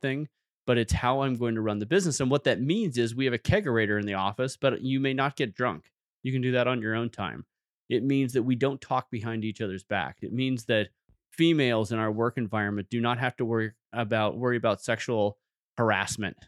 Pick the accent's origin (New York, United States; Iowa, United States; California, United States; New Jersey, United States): California, United States; San Francisco Bay Area; moved away as an adult; now in Moscow, Idaho, United States; I grew up in the San Francisco Bay Area